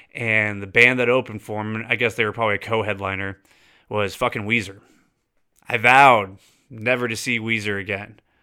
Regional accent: California, United States; also born or lived in Florida / Kentucky / Texas; growing up in California my whole life

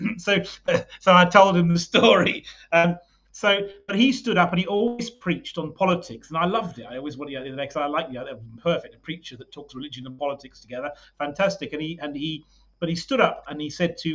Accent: United Kingdom; now in South Africa; I'm British

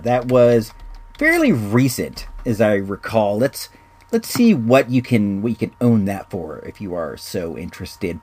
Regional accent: Illinois, United States; moved away; I was born in Illinois

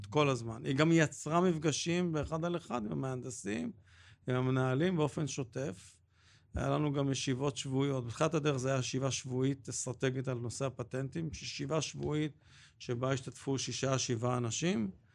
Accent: Jerusalem, Jerusalem District, Israel; אני גדלתי בירושלים

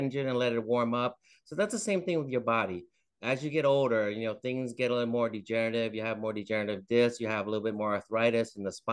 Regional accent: Northern Virginia, United States; also born or lived in Vietnam; I have spent most of my life in Northern Virginia. We came over here from Vietnam, but since then I've been in Northern Virginia.

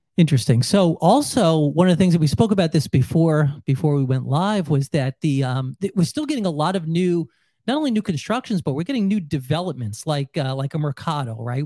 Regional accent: New York, United States; moved away; I'm from New York

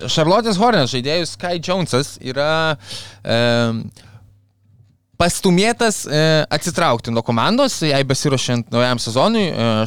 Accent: Lithuania

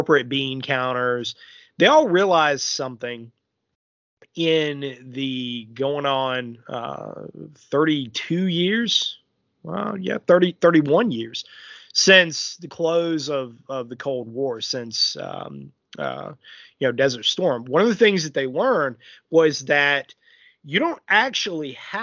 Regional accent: United States; I'm an American

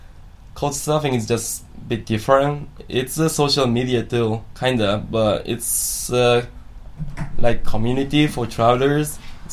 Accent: Japan; first language Japanese; English is a second language; I'm from Japan. I'm studying international study at my university

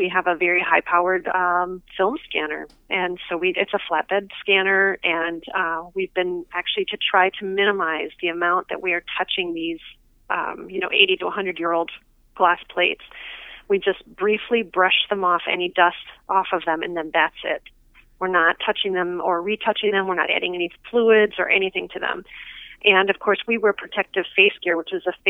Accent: Chicago, Illinois, United States; I went back to my hometown area and decided to freelance in Chicago

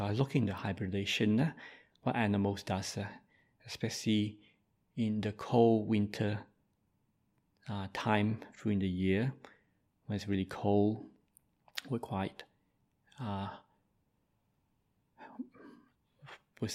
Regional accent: Malaysia; I'm Malaysian by birth

